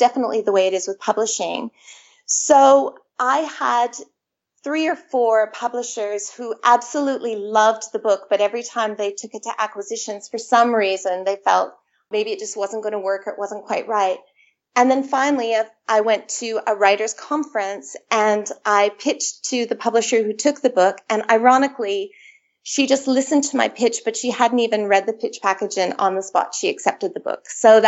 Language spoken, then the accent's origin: English; Canada; accent: Canadian; moved away as an adult; now in Sydney, Australia; I'm actually Canadian, as you can tell from my accent. I have two Australian teenage boys who sound very Aussie, but I've been here in Australia for 20 years. I immigrated 20 years ago.